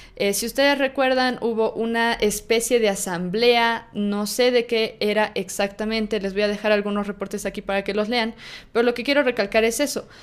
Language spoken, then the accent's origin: Spanish; Bolivia; yo soy de Bolivia, yo nací en Bolivia y estudié en la universidad acá en Bolivia